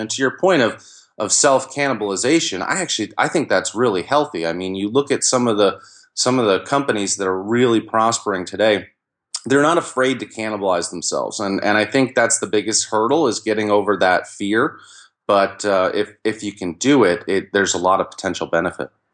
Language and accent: English; Albany, New York, United States; I grew up in the Albany, New York area